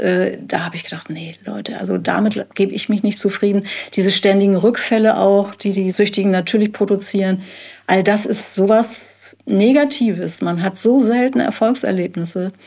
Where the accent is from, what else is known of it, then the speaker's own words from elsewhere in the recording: Hamburg, Germany; moved away as an adult; now in Jamel, Germany; Wir sind Hamburger